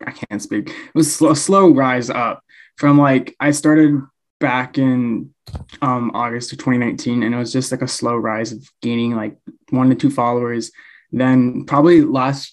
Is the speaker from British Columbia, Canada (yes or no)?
yes; British Columbia, Canada; also born or lived in Winnipeg, Manitoba, Canada; I was born in Winnipeg, Manitoba, in Canada, and I moved to BC when I was 5, and ever since we stayed here.